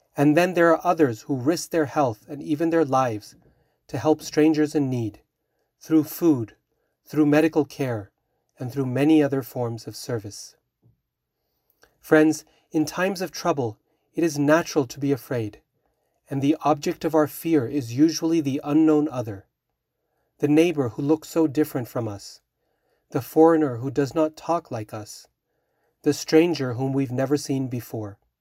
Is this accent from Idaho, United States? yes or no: yes; Boise, Idaho, United States; now in Utah, United States; I grew up in Boise, Idaho